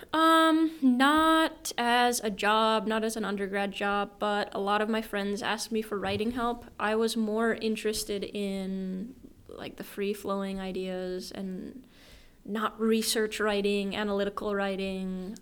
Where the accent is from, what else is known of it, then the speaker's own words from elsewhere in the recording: Ely, Minnesota, United States; moved away as an adult; now in Japan; I am from Ely, Minnesota, and it's pretty small.